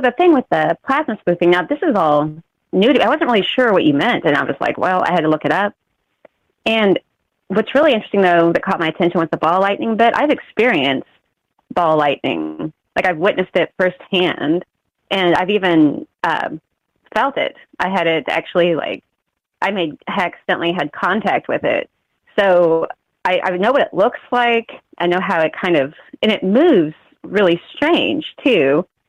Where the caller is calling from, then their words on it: Missouri, United States; Calling from Missouri.